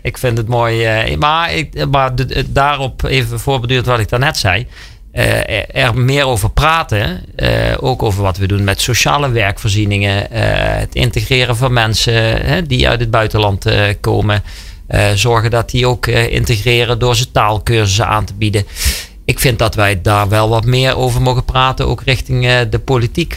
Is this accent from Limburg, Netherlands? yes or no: yes; Limburg, Netherlands; Wij komen uit Limburg